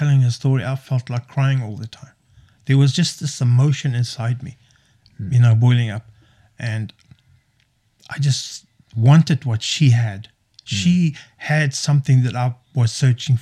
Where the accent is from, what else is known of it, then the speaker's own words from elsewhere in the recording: South Africa; played rugby, obviously, being South African, playing rugby